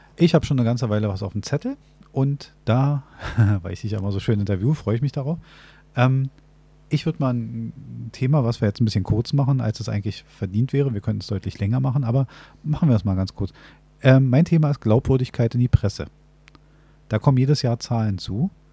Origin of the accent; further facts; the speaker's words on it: Berlin, Germany; wir leben in einer Großstadt, also wir als Berliner